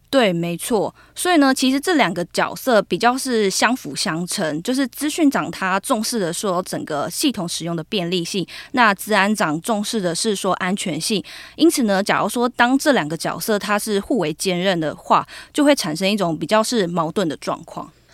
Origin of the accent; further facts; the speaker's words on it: Taoyuan, Taiwan; moved away; 我都回去我的家乡桃园